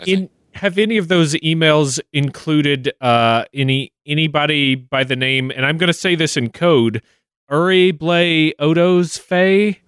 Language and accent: English; Kentucky, United States; my home state